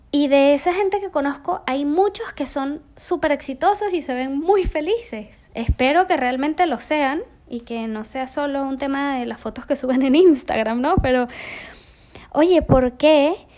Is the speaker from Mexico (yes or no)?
no; Venezuela; crecí en Venezuela, rodeada de selva, de animales y sobre todo, sobre todo de aventura